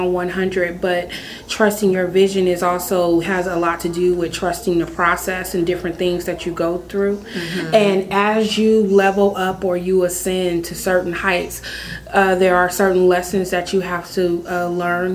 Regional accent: San Francisco, California, United States; now in Sacramento, United States; I am originally from San Francisco, California. Um, born and raised there

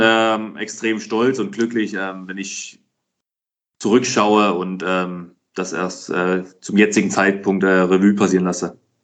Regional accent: Dresden, Saxony, Germany; moved away as an adult; ich habe in meiner Heimatstadt für den Dynamo Dresden gespielt

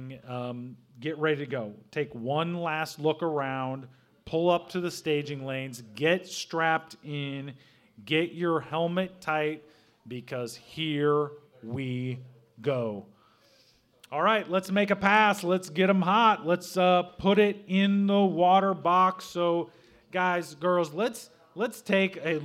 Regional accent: Southern Illinois, United States; moved away as an adult; now in Brownsburg, Indiana, United States; I grew up in Southern Illinois

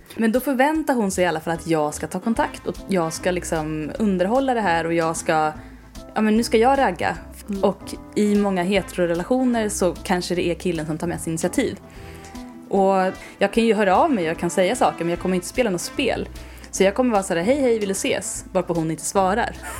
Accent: Värmdö, Stockholm County, Sweden; accent: släpig stockholmska; Jag är ju från Värmdö, va? Och där pratar man lite som Mona Salin. Och det är den här släpiga stockholmskan

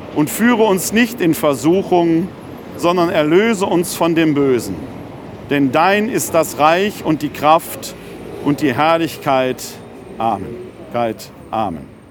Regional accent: Ruhr area, North Rhine-Westphalia, Germany; ich bin ein Kind des Ruhrgebietes

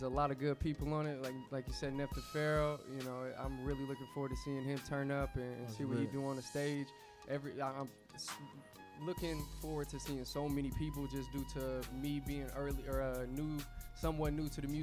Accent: Indianapolis, Indiana, United States; moved away as an adult; now in New York, United States; I'm originally from Indianapolis, Indiana, man. Naptown

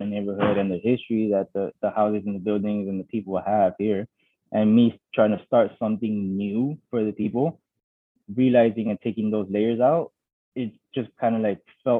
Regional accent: Chicago, Illinois, United States; I was born and raised in Chicago

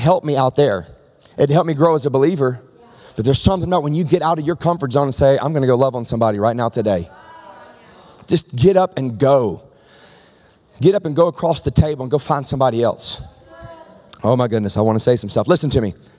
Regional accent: the South, United States; now in Medford, United States; I'm from the South

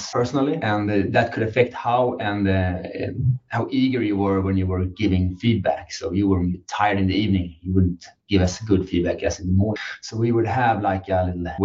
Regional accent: Sweden; also born or lived in New York; from Sweden

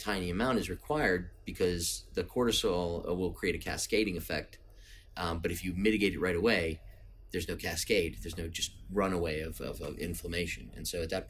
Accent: United States; I'm American

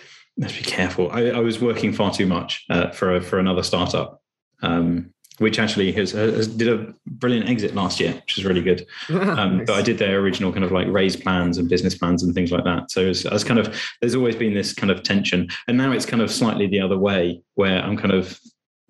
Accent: Cambridge, East of England, United Kingdom; I grew up in Cambridge with an entrepreneurial family.

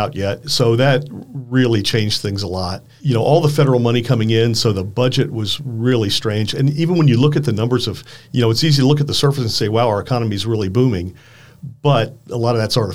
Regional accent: Wisconsin, United States

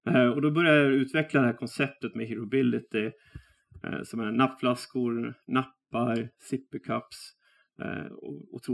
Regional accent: Västerås, Västmanland, Sweden; jag är eh, västeråsare

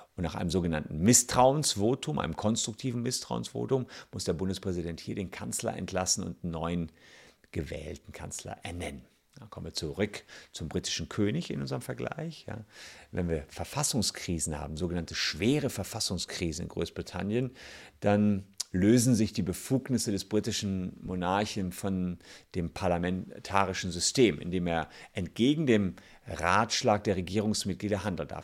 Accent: Germany; bei uns in Deutschland

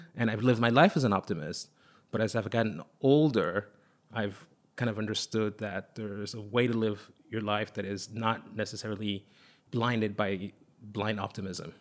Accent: Lomé, Maritime, Togo; English is a second language; also born or lived in Paris, France / London, United Kingdom; now in New York, United States; when I was a child growing up in Togo, I was born in Lome

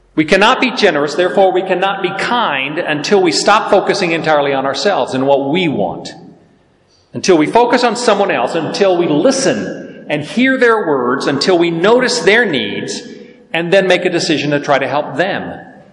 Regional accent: the South, United States; I'm from the South

